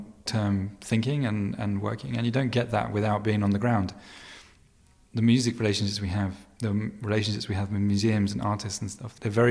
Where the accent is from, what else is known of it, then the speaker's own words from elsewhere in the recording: United Kingdom; moved away as an adult; now in Venice, United States; I'm British